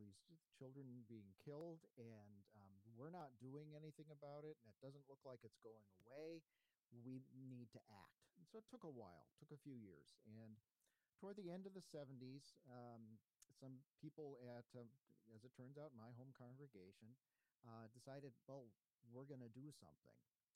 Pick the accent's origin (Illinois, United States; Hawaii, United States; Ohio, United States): Illinois, United States; Libertyville; moved away as an adult; also born or lived in Clarksville, Maryland / Singapore / Bogota, Colombia / St. Louis, Missouri; I'm originally from Libertyville, Illinois, which is far north suburbs of Chicago